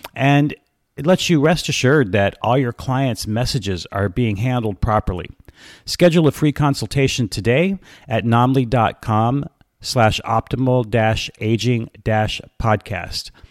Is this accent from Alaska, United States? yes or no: yes; Alaska, United States; now in Atlanta, United States; ever since I was a kid in Alaska